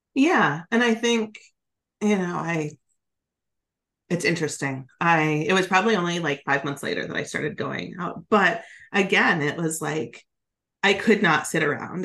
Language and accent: English; Alaska, United States; moved away as an adult; also born or lived in Oregon; I grew up in Alaska in a small ski town